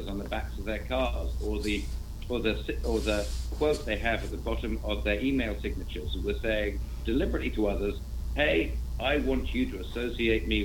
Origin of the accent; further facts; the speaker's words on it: England, United Kingdom; now in United States; I'm an English person living in the States.